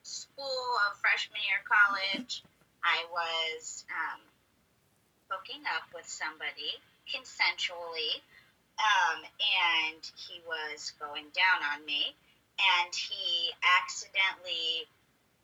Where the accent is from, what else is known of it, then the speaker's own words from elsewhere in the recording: Pittsburgh, Pennsylvania, United States; now in San Diego, United States; I am originally from Pittsburgh, Pennsylvania, but I am lucky enough to call San Diego, California my home now